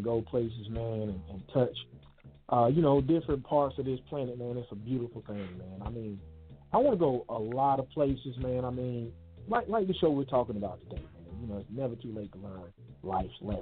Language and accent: English; Columbus, Mississippi, United States; moved away; my hometown of Columbus, Mississippi